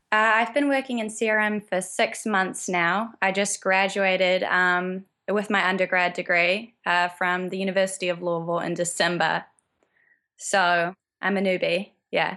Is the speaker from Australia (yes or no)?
no; New Zealand; moved away as an adult; now in United States; that's why I came to America. I'm from New Zealand. I came to America to row for college